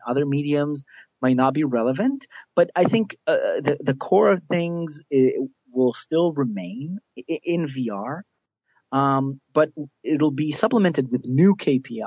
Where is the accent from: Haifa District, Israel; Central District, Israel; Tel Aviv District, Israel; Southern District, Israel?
Southern District, Israel; a small kibbutz in the south of Israel; moved away; I originally am from Israel, from a small kibbutz down in the south of Israel where I grew up most of my life